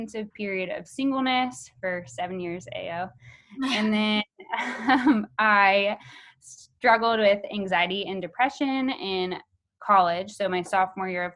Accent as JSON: {"language": "English", "town": "Houston", "region": "Texas", "country": "United States", "tie": "born or raised there", "said": "I'm from Houston, Texas, born and raised."}